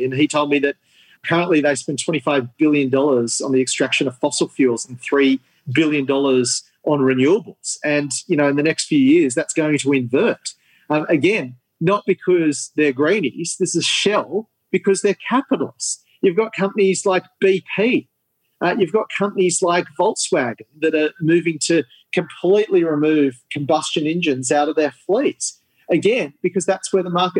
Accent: Sydney, New South Wales, Australia; I grew up in Sydney's northern suburbs

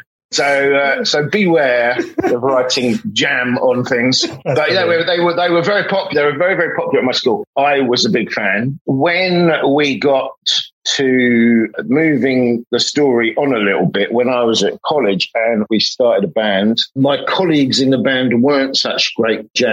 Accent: High Wycombe, South East England, United Kingdom; I come from High Wycombe in Bucks

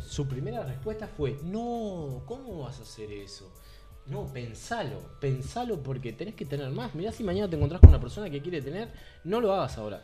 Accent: Uruguay; el índice de suicidios que tenemos nosotros como sociedad uruguaya

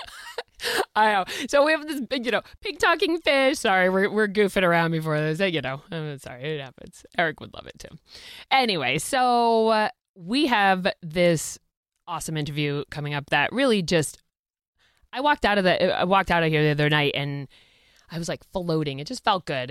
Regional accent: Boston, Massachusetts, United States; we're from Boston

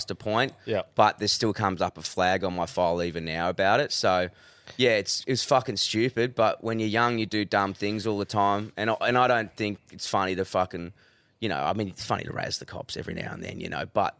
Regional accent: Perth, Western Australia, Australia; I'm from Perth

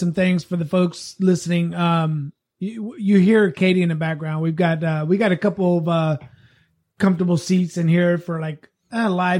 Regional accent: Wasco, California, United States; I'm from Wasco.

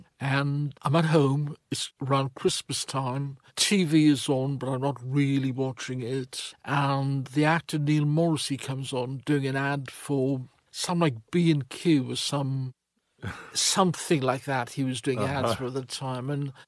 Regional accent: Wales, United Kingdom; I'm from Wales, yeah. I'm from about 30 miles away from Larn.

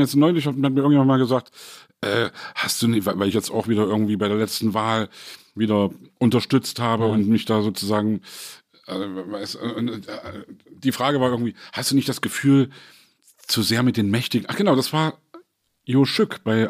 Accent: East Germany, Germany; als Ossi

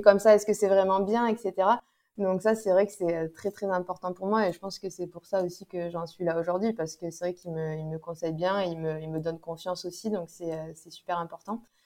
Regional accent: Toulouse, Occitania, France; moved away as an adult; now in Aix-en-Provence, France; j'habite euh, à Aix-en-Provence, mais euh, je suis toulousaine euh, à la base. Mais bon, ça fait déjà dix ans que je suis dans la région du Sud-Est

